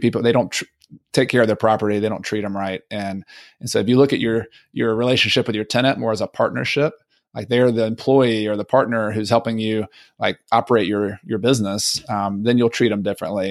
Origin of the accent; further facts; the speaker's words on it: Southern US, United States; accent: Southern; my Southern accent